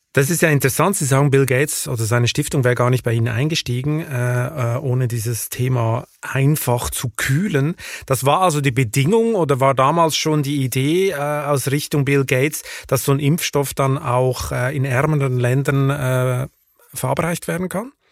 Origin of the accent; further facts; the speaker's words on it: Switzerland; now in Germany; meinem Heimatland Schweiz